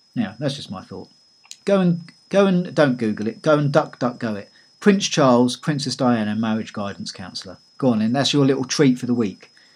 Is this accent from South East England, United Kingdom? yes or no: yes; Eastbourne, South East England, United Kingdom; my hometown of Eastbourne